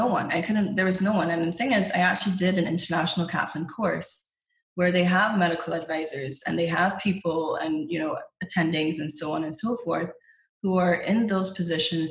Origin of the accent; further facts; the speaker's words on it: Barbados; moved away as an adult; also born or lived in England; I'm from Barbados. I was born in England, raised in Barbados.